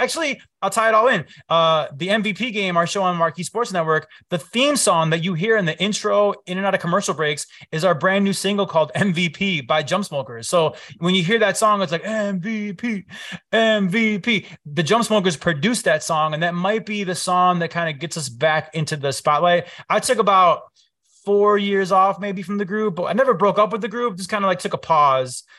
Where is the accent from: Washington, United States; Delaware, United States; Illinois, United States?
Illinois, United States; Chicago; I grew up here, born and raised in Chicago